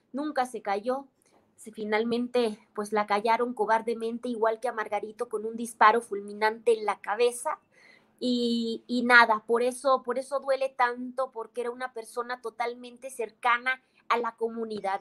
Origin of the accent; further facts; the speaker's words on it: Baja California, Mexico; moved away as an adult; en este estado fronterizo, donde yo nací, de donde salí, por cierto, hace seis años